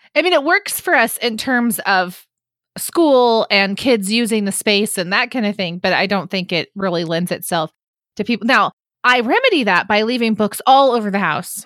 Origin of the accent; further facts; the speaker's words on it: California, United States; as a Californian